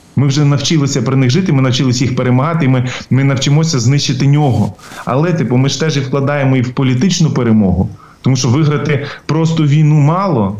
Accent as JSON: {"language": "Ukrainian", "country": "Ukraine", "said": "для нас, українців"}